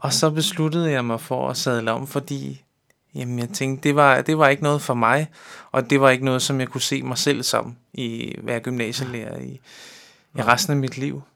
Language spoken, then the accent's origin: Danish; Amager, Capital Region of Denmark, Denmark; Jeg er opvokset, øh, her på Amager